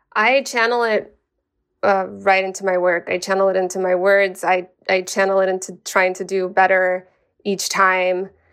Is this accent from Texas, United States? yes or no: yes; El Paso, Texas, United States; moved away as an adult; now in Sacramento, United States; my hometown